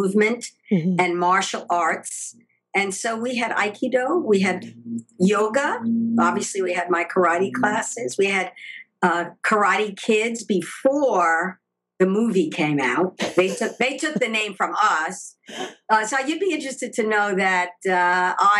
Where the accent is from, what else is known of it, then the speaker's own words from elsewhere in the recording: New York, United States; moved away as an adult; also born or lived in Paris; now in Los Angeles, United States; I was born in New York